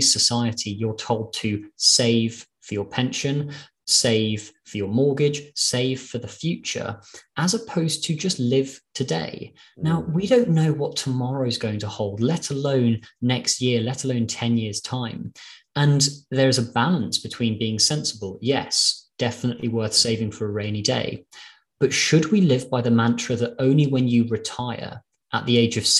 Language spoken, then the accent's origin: English; London, United Kingdom; also born or lived in Glasgow; I'm from London. I've lived in London all my life.